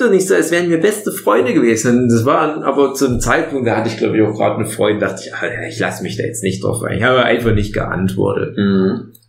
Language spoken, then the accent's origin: German; East Germany, Germany; bei uns im Osten Jugendweihe